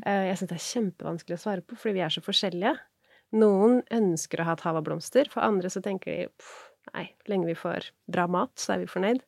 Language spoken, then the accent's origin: Norwegian; Norway; er jeg norsk